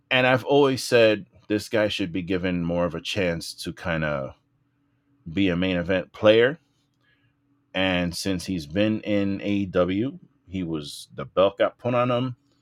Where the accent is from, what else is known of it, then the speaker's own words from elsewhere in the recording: New York City, New York, United States; growing up in the Bronx